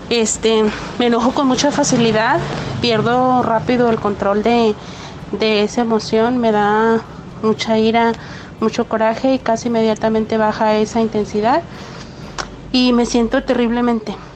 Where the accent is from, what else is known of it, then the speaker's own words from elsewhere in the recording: Guadalajara, Jalisco, Mexico; now in San Diego, United States; Soy de Guadalajara, pero vivo en San Diego, California.